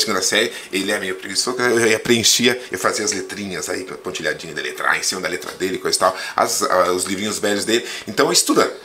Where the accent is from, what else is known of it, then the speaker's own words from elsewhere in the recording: Planalto, Paraná, Brazil; also born or lived in São Miguel do Oeste, Santa Catarina; foi em Planalto, no sudoeste do Paraná, que eu vivi a partir dos meus uh, sete anos de. seis anos de idade.